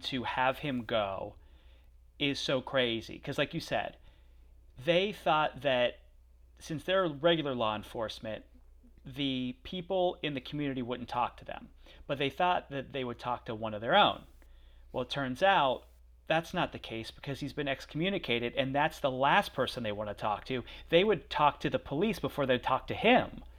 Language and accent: English; Pennsylvania, United States; also born or lived in outside Philadelphia; I'm from Pennsylvania